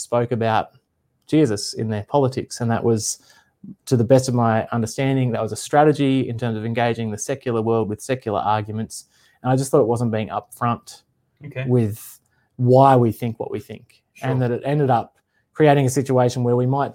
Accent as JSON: {"language": "English", "region": "north coast of New South Wales", "country": "Australia", "tie": "born or raised there", "also_born_or_lived": "Sydney", "moved": "yes", "lives_now": "Queensland, Australia", "said": "I was born in Sydney and I grew up, did most of my growing up on the north coast of New South Wales"}